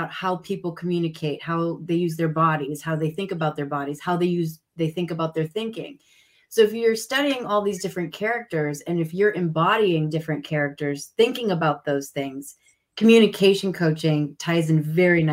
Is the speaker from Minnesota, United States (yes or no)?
yes; Minneapolis, Minnesota, United States; also born or lived in New York City; I'm originally from Minneapolis, Minnesota, where the weather is incredibly cold.